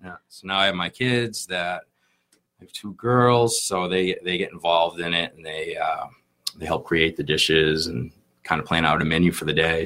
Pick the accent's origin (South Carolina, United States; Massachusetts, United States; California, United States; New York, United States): Massachusetts, United States; Plymouth; I grew up in Plymouth